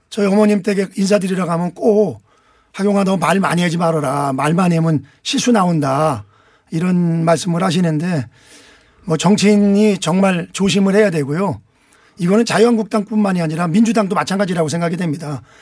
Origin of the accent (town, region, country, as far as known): Anseong, Gyeonggi Province, South Korea; born or raised there